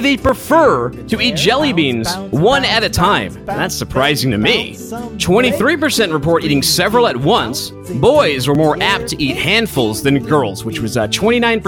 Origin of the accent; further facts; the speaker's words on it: Boston, Massachusetts, United States; in my hometown, Boston